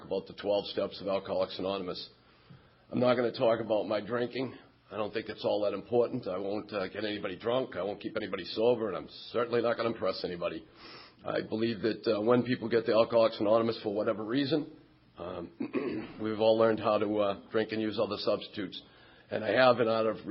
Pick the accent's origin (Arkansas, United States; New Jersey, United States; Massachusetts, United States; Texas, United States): Massachusetts, United States; Quincy; Quincy Point on Wednesday night in my hometown